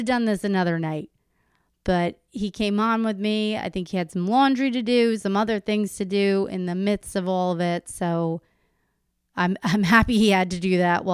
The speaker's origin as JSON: {"language": "English", "town": "Howell", "region": "New Jersey", "country": "United States", "said": "I'm a Howell girl"}